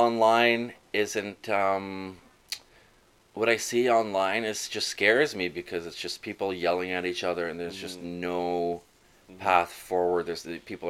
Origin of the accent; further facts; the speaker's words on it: Toronto, Ontario, Canada; also born or lived in Brampton; I grew up in Toronto and Brampton